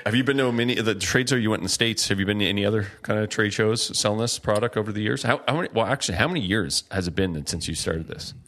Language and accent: English; Margaree River, Nova Scotia, Canada; where I grew up on the Mercury River, salmon fishing river